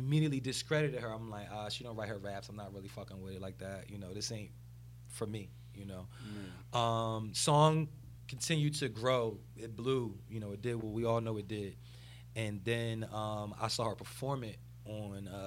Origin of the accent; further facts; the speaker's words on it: New Jersey, United States; I'm from South Jersey